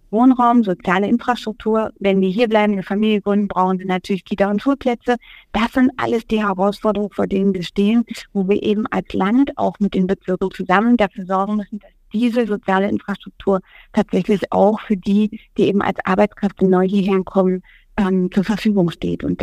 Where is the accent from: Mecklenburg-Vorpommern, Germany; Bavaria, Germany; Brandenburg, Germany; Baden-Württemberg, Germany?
Brandenburg, Germany; Frankfurt; born there; Naja, also ich erlebe und ich bin selber in, in Frankfurt